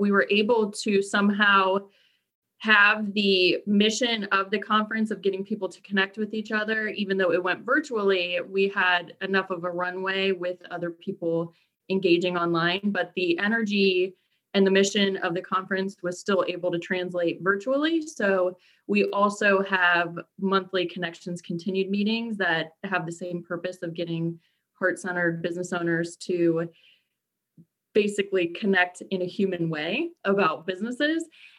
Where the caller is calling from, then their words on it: Burke, Virginia, United States; I am coming to you from Burke, Virginia, which is just about 15, 20 miles from Arlington. So I'm local, but from my home office.